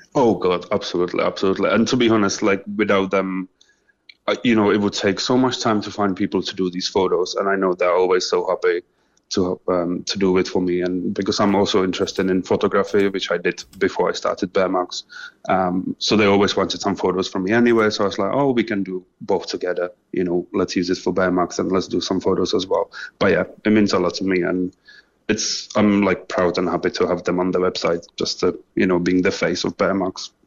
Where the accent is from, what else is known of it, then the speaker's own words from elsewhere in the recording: Czechia; moved away as an adult; also born or lived in England; now in Cork, Ireland; I'm originally from Czech Republic, um, so I was living just normal childhood really. Uh, before in 2012, I moved to England.